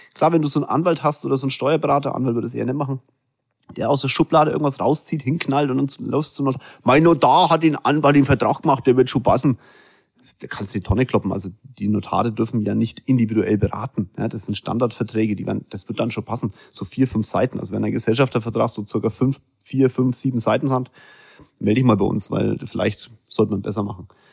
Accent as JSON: {"language": "German", "country": "Germany", "said": "Wir Deutschen"}